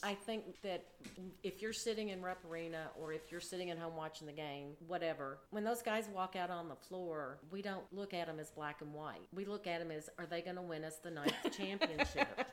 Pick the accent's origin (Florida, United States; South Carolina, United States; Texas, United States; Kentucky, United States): Kentucky, United States; I am from Kentucky, born and raised